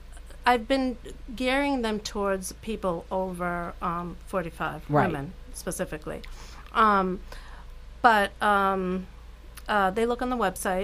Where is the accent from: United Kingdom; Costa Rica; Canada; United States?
United States; Newton, Massachusetts; because I'm from Newton.